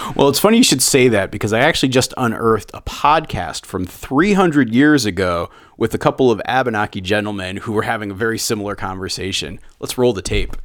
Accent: central Connecticut, United States; moved away; my hometown that I grew up in in central Connecticut

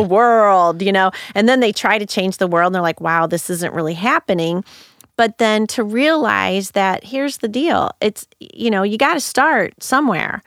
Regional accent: St. Louis, Missouri, United States; also born or lived in Madrid, Spain; I grew up in North County, Saint Louis

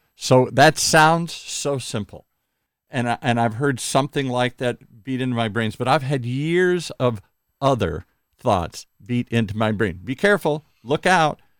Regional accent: Midwest, United States; I grew up in the Midwest

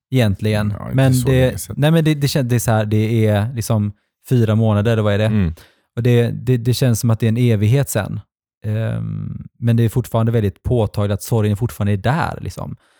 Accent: Gothenburg, Västra Götaland, Sweden; där jag växte upp när jag var liten i Fjällbo, mm. Utby

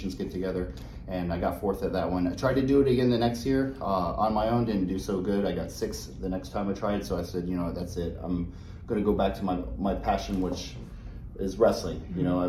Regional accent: Hawaii, United States; I am Hawaiian, born and raised

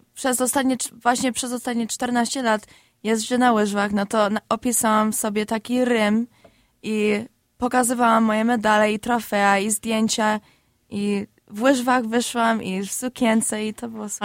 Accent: Chicago, Illinois, United States; Obydwie się urodziliśmy w Chicago

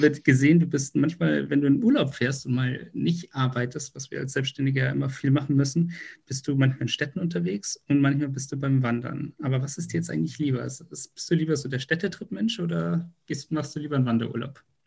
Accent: Munich, Bavaria, Germany; da, wo ich herkomme, nämlich aus München

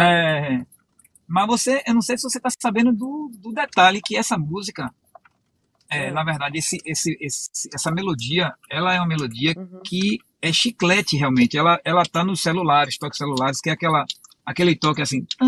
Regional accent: Bahia, Brazil; moved away as an adult; also born or lived in Rio de Janeiro; now in Pernambuco, Brazil; Eu nasci no Rio de Janeiro, fui criado na Bahia.

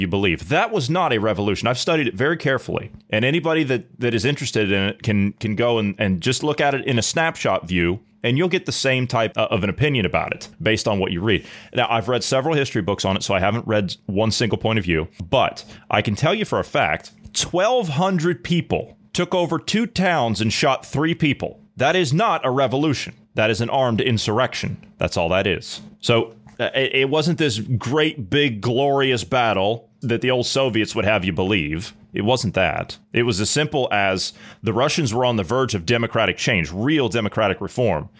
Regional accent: Ohio, United States; I'm from Ohio

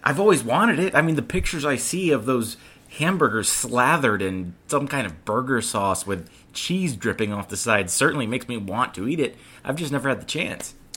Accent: North Carolina, United States; a North Carolina boy

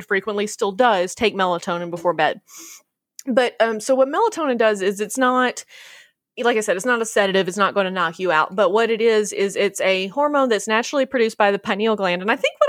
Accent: the South, United States; as a Southerner

